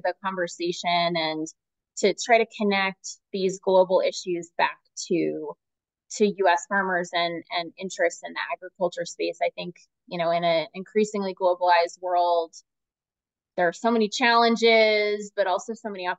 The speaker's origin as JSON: {"language": "English", "town": "St. Petersburg", "region": "Florida", "country": "United States", "moved": "yes", "said": "I'm originally from St. Petersburg, Florida."}